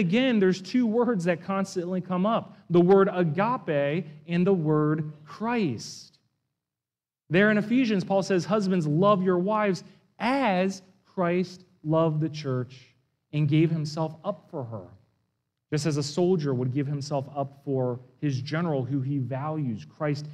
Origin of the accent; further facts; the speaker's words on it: East Coast, United States; moved away; I come from the East Coast, where I live within really just an hour of dozens of Civil War battlefields. And so that was such a hobby and a subculture of where I grew up